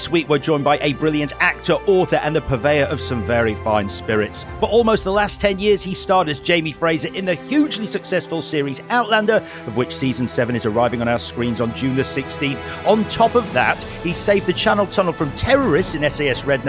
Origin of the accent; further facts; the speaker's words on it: Leeds, Yorkshire and the Humber, United Kingdom; Leeds is my hometown